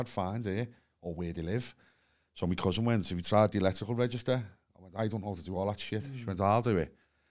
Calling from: Liverpool, North West England, United Kingdom; I'm phoning from Liverpool.

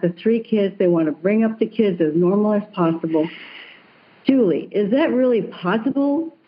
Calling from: Seattle, Washington, United States

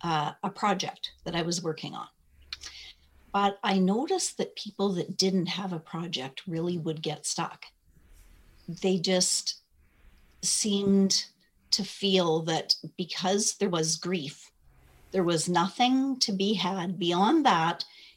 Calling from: Alberta, Canada; I'm in just outside of Edmonton, Canada.

